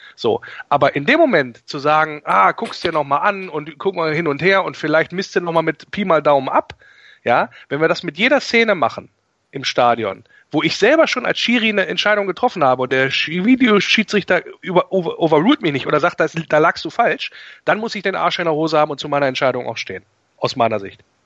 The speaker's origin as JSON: {"language": "German", "town": "Wolfsburg", "region": "Lower Saxony", "country": "Germany", "tie": "born or raised there", "moved": "yes", "lives_now": "Rhineland, Germany", "said": "ich bin gebürtiger Wolfsburger"}